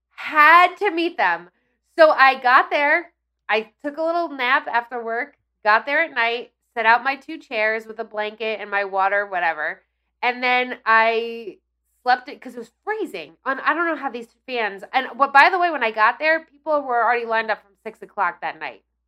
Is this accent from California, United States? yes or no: no; Ridgewood, New Jersey, United States; I grew up in Ridgewood, which is one town over